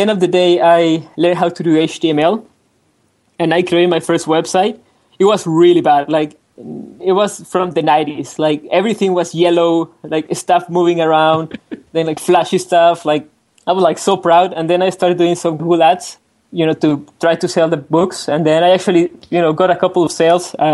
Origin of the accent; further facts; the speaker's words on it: Mexico City, Mexico; I'm from Mexico City